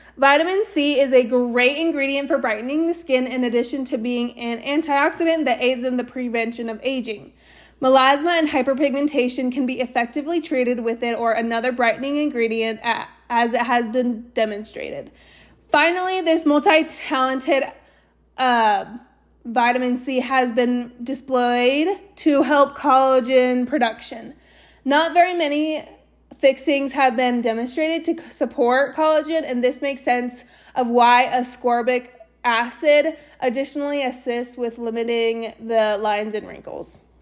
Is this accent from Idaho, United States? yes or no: yes; Eagle, Idaho, United States; also born or lived in Austin, Texas / San Antonio, Texas; now in Southeast Idaho, United States; I grew up in Eagle